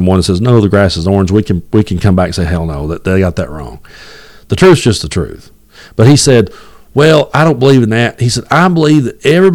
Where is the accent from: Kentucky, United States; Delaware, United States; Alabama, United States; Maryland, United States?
Kentucky, United States; Southeast; I grew up in Southeast Kentucky